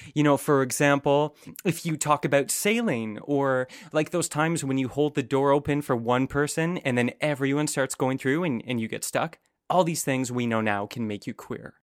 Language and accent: English; Canada; also born or lived in San Francisco; as a Canadian